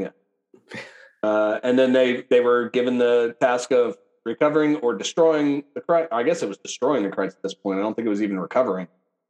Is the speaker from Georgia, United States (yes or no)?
no; Kansas, United States